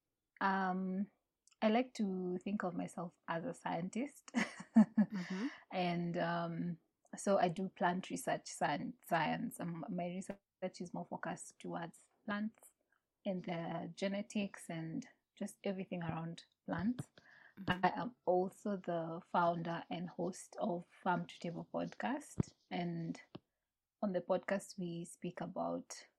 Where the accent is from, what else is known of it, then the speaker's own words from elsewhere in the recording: Nanyuki, Laikipia County, Kenya; I grew up in Nanyuki